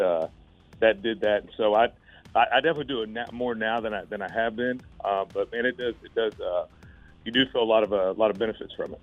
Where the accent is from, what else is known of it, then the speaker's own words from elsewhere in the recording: Florida, United States; I'm from Florida